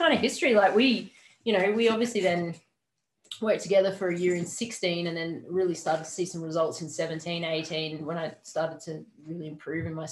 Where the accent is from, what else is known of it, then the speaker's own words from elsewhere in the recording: Adelaide, South Australia, Australia; Glenelg, my hometown in Adelaide